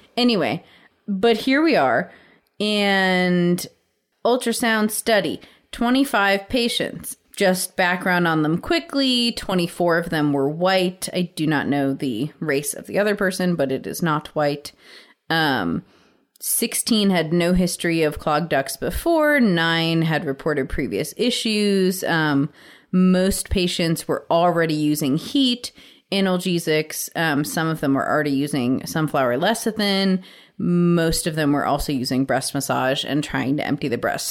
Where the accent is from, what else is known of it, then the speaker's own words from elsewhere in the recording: West Virginia, United States; we're from West Virginia.